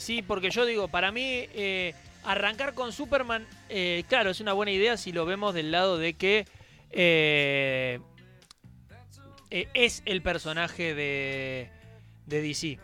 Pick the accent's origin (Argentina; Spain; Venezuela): Argentina; now in Merlo, Argentina; lo que somos los argentinos